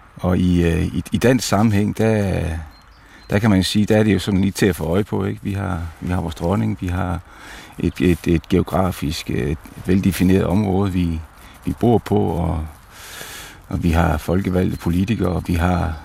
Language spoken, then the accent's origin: Danish; Denmark; vores bevidsthed som danskere